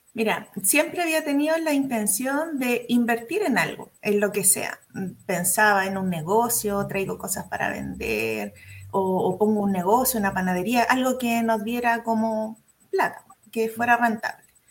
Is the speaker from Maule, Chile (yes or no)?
yes; Curicó, Maule, Chile; soy de Curicó, en la región del Maule